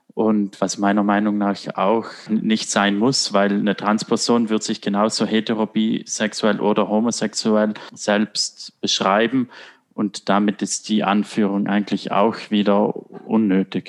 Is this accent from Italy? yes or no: yes; Italy; moved away as an adult; now in Germany; ich komme aus Italien